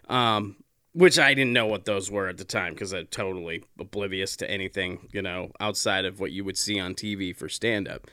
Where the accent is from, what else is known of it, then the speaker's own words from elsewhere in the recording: South Dakota, United States; I grew up in South Dakota